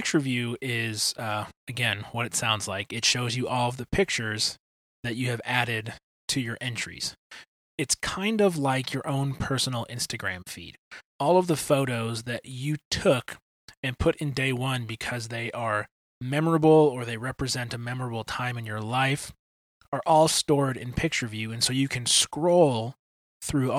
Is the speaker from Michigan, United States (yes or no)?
yes; Detroit, Michigan, United States; moved away as an adult; also born or lived in Indiana / Illinois; now in Kansas City, United States; I grew up in Detroit.